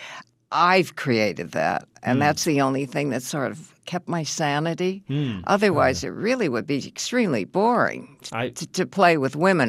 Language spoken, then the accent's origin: English; Chicago, Illinois, United States; I'm from Chicago